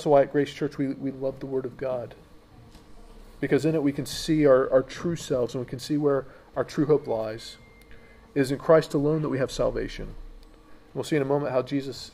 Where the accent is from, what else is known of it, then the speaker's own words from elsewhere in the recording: United States; moved away; in my home country, America